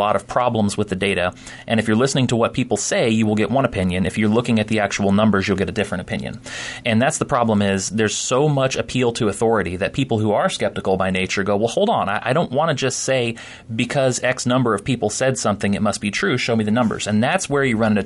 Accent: Florida, United States; now in Iowa, United States; I grew up in Florida, so we lived with it already

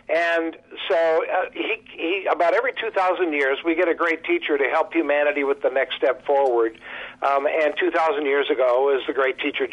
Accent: Marshall, Minnesota, United States; now in Southern California, United States; I grew up in Southern Minnesota, a town called Marshall

